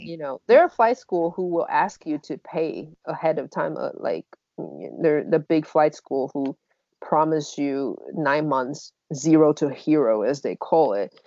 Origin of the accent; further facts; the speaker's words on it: Taiwan; moved away; I'm from Taiwan